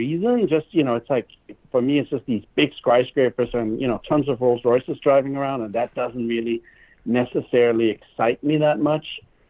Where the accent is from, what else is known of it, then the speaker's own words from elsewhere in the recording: Germany; also born or lived in Denmark / Asia; now in United States; I was born in Denmark. I grew up in Germany. I came here to America.